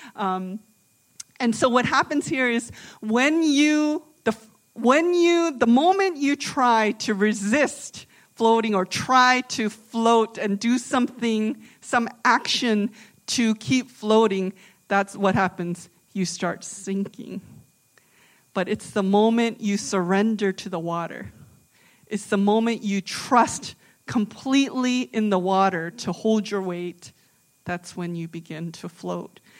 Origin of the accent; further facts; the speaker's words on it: Virginia, United States; also born or lived in Boston; now in New Jersey, United States; I'm from the South, I'm from Virginia